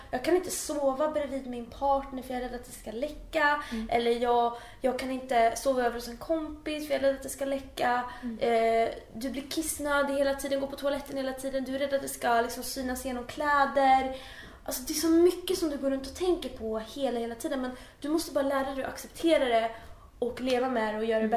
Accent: Uppsala, Uppsala County, Sweden; moved away as an adult; now in Stockholm, Sweden; jag kommer ju från Uppsala så jag är eh, född och uppvuxen där

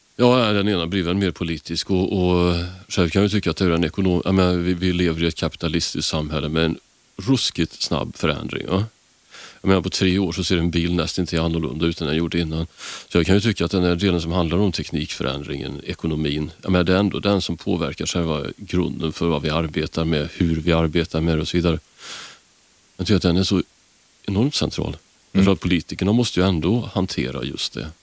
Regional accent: Karlstad, Värmland, Sweden; moved away; jag kommer från Karlstad från början

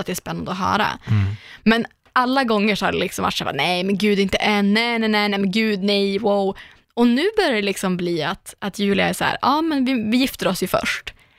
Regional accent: Umeå, Västerbotten County, Sweden; moved away; alla gånger jag varit hemma i Umeå

